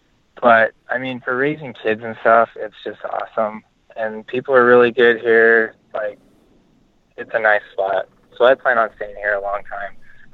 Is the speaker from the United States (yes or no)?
yes; Oregon, United States; now in Texas, United States; No, I'm from Oregon.